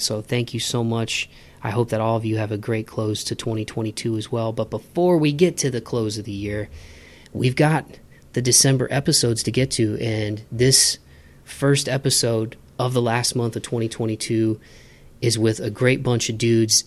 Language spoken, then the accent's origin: English; Midwest, United States; I grew up in the Midwest